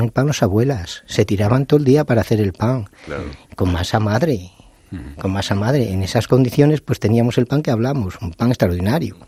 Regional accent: León, Castile and León, Spain; Yo que soy de León

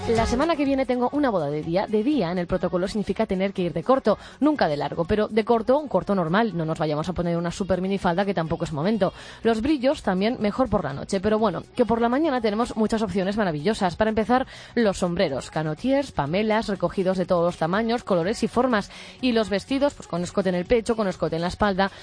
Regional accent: Navarre, Spain; Como buena navarra

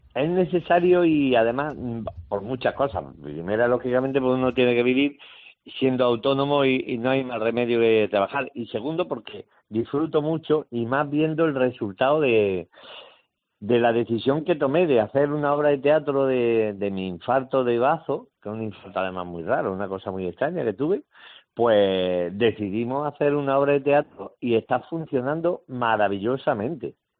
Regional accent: Jaén, Andalusia, Spain; also born or lived in Málaga / Granada; a las poquitas semanas me vine para Jaén y aquí estuve hasta que me fui a Granada

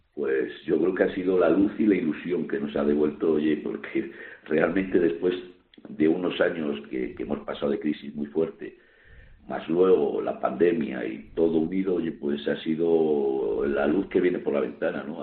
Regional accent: Salamanca, Castile and León, Spain; una plaza como, la nuestra, como en Salamanca.

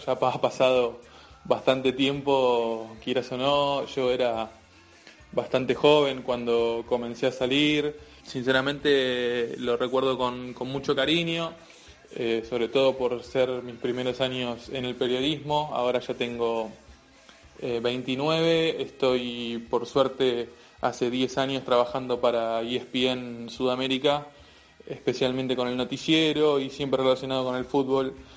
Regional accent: Argentina; also born or lived in Buenos Aires; soy periodista argentino, vivo en Buenos Aires

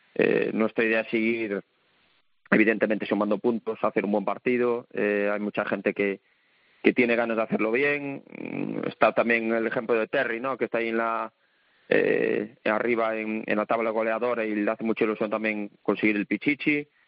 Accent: Galicia, Spain; moved away; yo soy gallego ahí de, pura cepa.

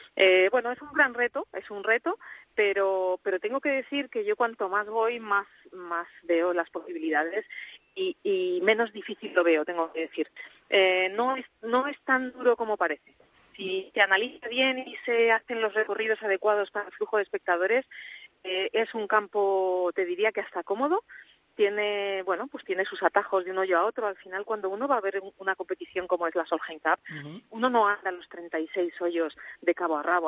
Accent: Spain; todos los españoles

